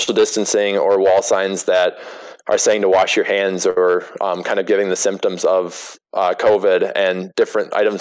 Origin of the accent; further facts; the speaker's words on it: Wisconsin, United States; I grew up in Wisconsin